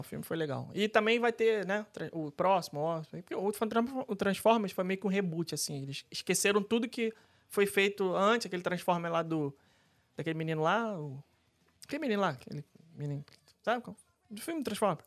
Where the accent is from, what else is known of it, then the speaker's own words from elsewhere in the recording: Rio de Janeiro, Brazil; now in Orlando, United States; eu como carioca